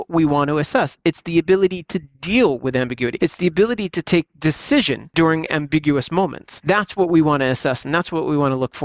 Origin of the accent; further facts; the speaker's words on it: United States; growing up in the United States